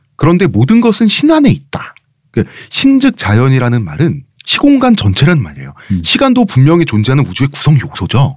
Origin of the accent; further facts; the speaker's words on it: South Korea; 태어났더니 한국이다